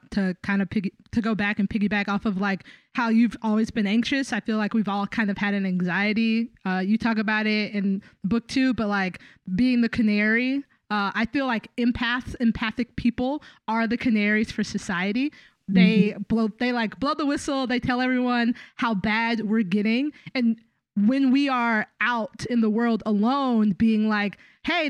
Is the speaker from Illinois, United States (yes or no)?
no; Tallahassee, Florida, United States; moved away; I'm from Tallahassee, Florida